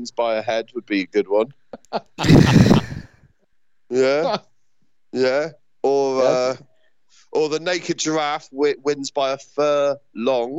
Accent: United Kingdom; Me and Bill being British and being used to supporting British sports teams

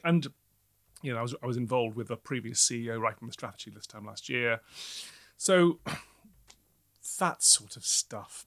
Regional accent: Newcastle, North East England, United Kingdom; moved away as an adult; now in London, United Kingdom; who has grown up in the Northeast

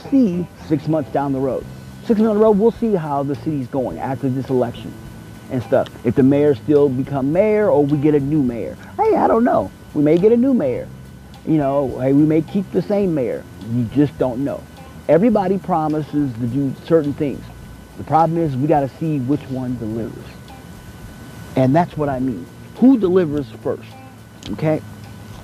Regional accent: Kansas City, United States; now in Desert Hot Springs, United States; I come from the heartland, the city of Fountain, Kansas City

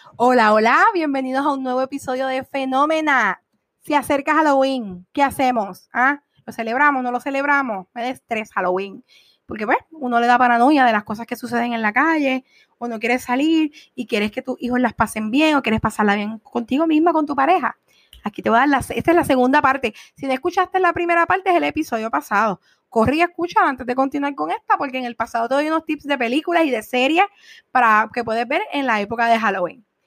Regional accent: Puerto Rico; estamos en Puerto Rico

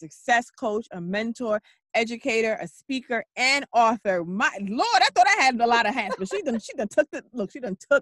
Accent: New York, United States; I'm born and raised in New York

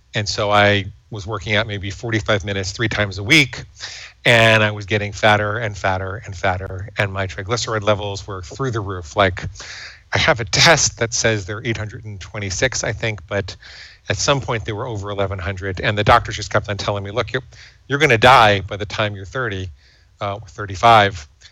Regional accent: New York City, New York, United States; I grew up in and around New York City

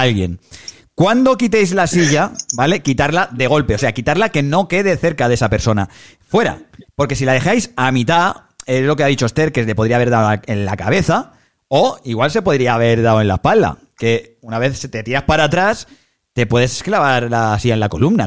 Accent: Badalona, Catalonia, Spain; yo soy de Badalona y el Andrés también

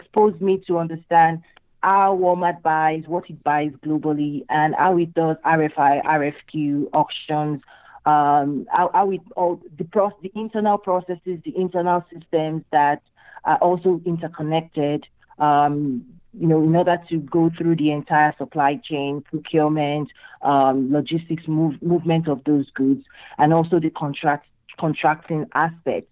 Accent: Nigeria; moved away as an adult; also born or lived in Michigan, United States; now in United States; I'm originally from Nigeria in West Africa

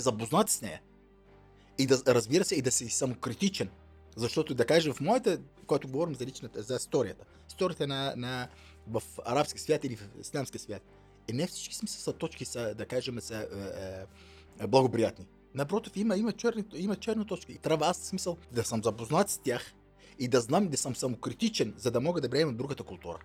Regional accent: southern Syria, Syria; Bulgarian is a second language; moved away as an adult; also born or lived in Damascus, Syria; now in Bulgaria; роден съм в Сирия, в Южна Сирия, е, 73-та завършил там и гимназия

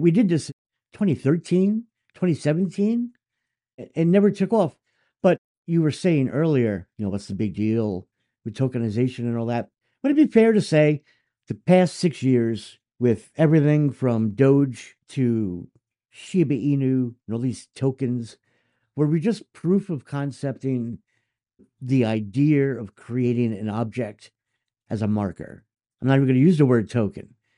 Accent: United States; as an American

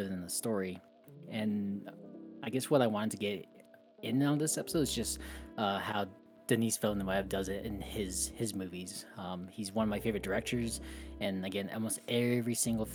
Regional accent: New Mexico, United States; Growing up in New Mexico, like there's desert all around

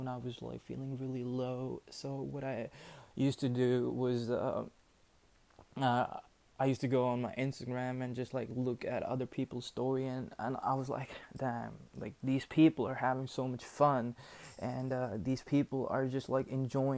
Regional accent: New Delhi, Delhi, India; I'm from India, New Delhi

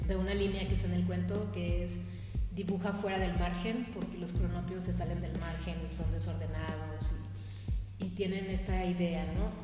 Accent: Pabellón de Arteaga, Aguascalientes, Mexico; yo soy de aquí, yo soy originaria de Pabellón de Arteaga

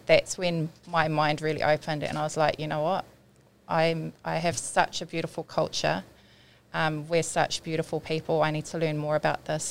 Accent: Auckland, New Zealand; I grew up in Otara my primary school was Flatbush Primary School.

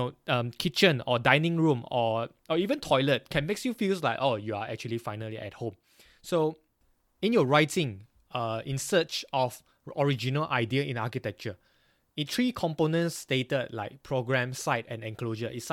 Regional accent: Banting, Selangor, Malaysia; now in Glasgow, United Kingdom; I'm not really from KL, but I'm from Banting, Klang

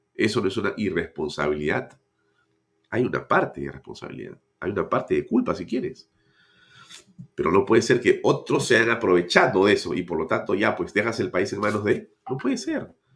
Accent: Lima, Peru; los, que hemos nacido en Lima, todos tenemos vinculación con provincia

